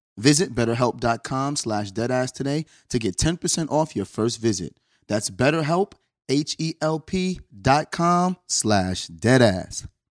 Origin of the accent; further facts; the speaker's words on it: New York, United States; I'm from New York